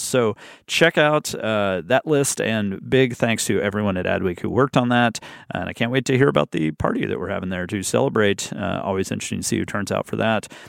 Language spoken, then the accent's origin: English; Birmingham, Alabama, United States; I started in my hometown in Birmingham, Alabama